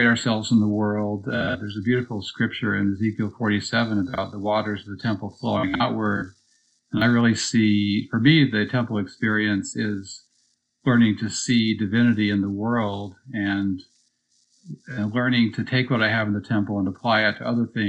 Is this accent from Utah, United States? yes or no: yes; Provo, Utah, United States; growing up in Provo, Utah, a conservative place